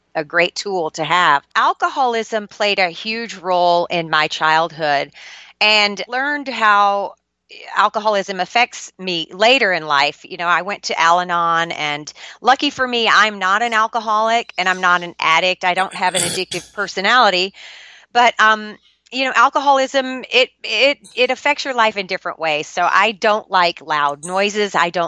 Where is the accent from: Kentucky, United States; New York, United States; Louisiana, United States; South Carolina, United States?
Louisiana, United States; Shreveport; I was born and raised in Shreveport, Louisiana